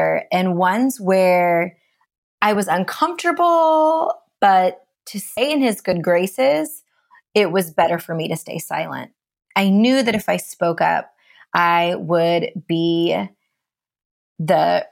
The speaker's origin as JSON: {"language": "English", "country": "India", "moved": "yes", "lives_now": "Seattle, United States", "said": "I'm East Indian, an immigrant"}